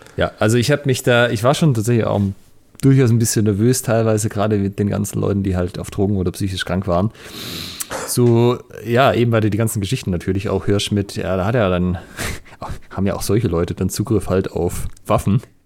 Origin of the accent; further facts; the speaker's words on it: Germany; now in Ulm, Germany; ich bin ja hier auf dem Land aufgewachsen